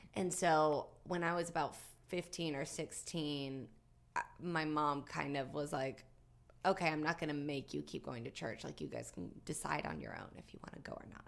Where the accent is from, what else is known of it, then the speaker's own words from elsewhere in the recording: Galax, Virginia, United States; I'm from Galax, Virginia. which is southwestern Virginia, right near the border of North Carolina